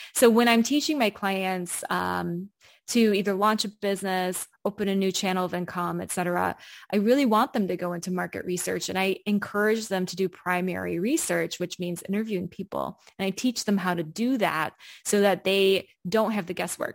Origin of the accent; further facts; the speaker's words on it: United States; moved away as an adult; now in Berlin, Germany; I grew up in the United States